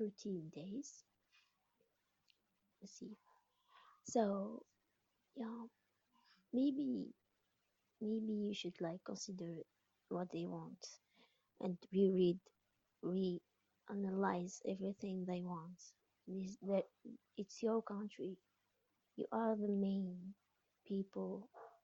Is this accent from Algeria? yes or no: yes; Algeria; I'm an atheist from Algeria.